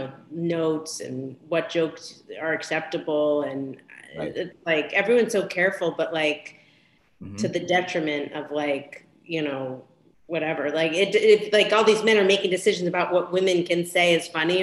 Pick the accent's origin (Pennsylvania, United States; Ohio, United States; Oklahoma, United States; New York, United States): Pennsylvania, United States; Philadelphia; I'm from Philadelphia